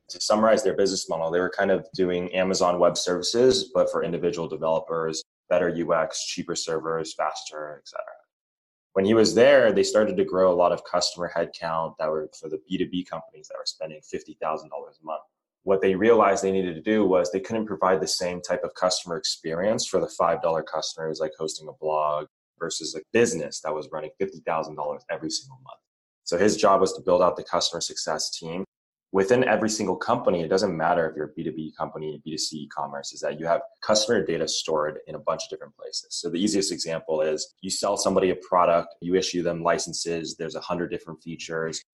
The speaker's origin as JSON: {"language": "English", "town": "Laguna Beach", "region": "California", "country": "United States", "tie": "born or raised there", "said": "we grew up in Orange County, like Laguna Beach. I didn't grow up in Irvine"}